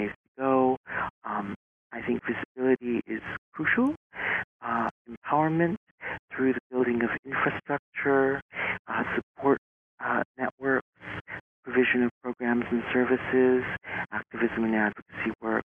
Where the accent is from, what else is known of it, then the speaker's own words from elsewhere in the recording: Midwest, United States; moved away as an adult; also born or lived in Korea / Jackson Heights, Queens, New York; now in New York, United States; I was born in Korea. I was adopted at the age of 7.5 months old, grew up in the Midwest, came to New York 20 years ago in 1995